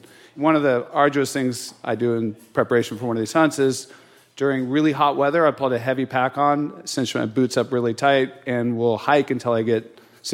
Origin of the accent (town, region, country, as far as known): California, United States